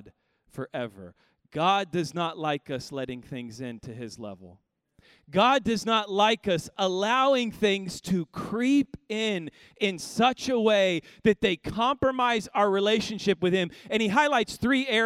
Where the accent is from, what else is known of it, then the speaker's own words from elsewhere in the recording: Kansas City, Missouri, United States; now in Houston, United States; I grew up in Kansas City